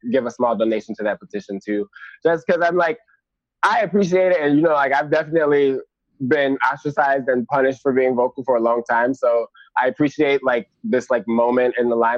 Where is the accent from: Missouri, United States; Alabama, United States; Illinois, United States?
Illinois, United States; Chicago; I am actually from Chicago